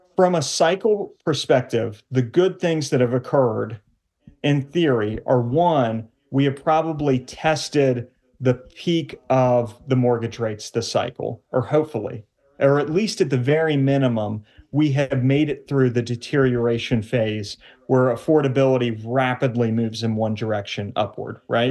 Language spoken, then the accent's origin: English; Cincinnati, Ohio, United States; moved away as an adult; also born or lived in New York; my wife and I, who we are both from the Cincinnati area family-wise